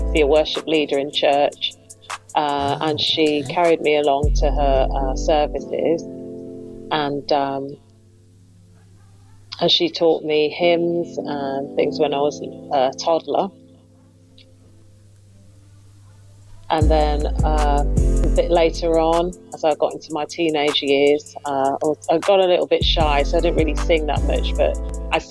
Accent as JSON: {"language": "English", "town": "Birmingham", "region": "West Midlands", "country": "United Kingdom", "said": "I'm from Birmingham. I'm a Birmingham girl."}